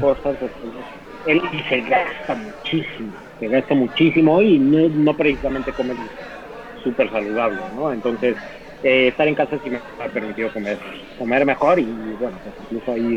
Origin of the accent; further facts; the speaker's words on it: Mexico City, Mexico; como capitalino, como chilango